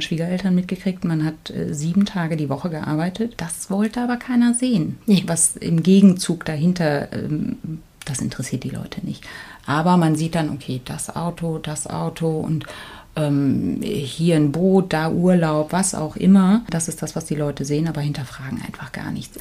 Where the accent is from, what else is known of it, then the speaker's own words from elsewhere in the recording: East Germany, Germany; ich bin ja in der DDR geboren